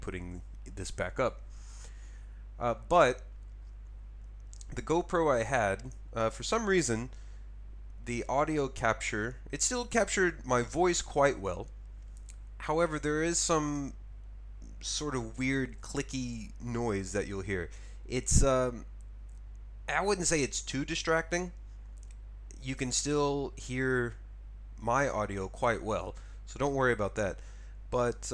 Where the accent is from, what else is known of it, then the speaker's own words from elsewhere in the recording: United States; moved away as an adult; now in Japan; as an American